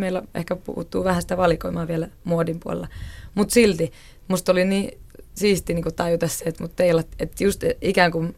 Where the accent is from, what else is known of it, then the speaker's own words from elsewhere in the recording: Oulu, North Ostrobothnia, Finland; mä oon itse siis Oulusta kotoisin